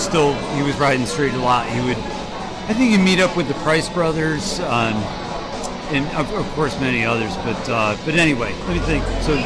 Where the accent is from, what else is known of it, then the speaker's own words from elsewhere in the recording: near Hartford, Connecticut, United States; I grew up right near Hartford, 20 minutes from Hartford.